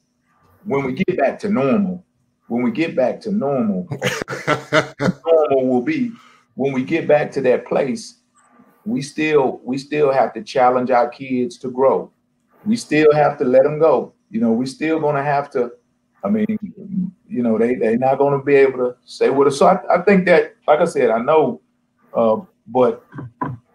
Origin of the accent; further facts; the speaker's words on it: Texas, United States; moved away; also born or lived in North Dakota / Kalamazoo, Michigan / Ohio / Arizona; I'm from Texas